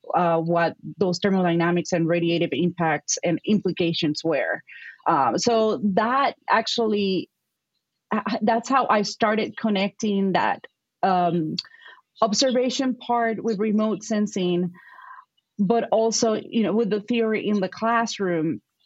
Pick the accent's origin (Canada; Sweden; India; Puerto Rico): Puerto Rico; accent: Puerto Rican; English is a second language; moved away as an adult; now in Madison, United States; growing up in Puerto Rico